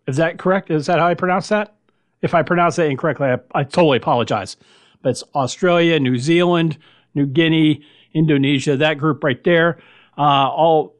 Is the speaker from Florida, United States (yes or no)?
yes; Miami, Florida, United States; When I was growing up, listening to radio in Miami